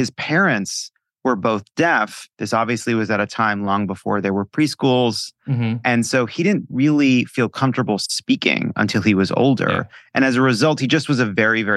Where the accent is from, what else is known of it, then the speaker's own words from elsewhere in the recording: Long Island, New York, United States; I come from Long Island Jews